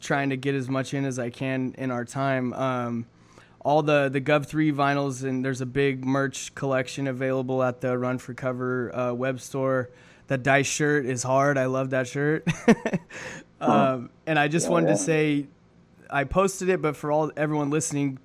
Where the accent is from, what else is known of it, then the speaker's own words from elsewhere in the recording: California, United States; I've lived here my whole life.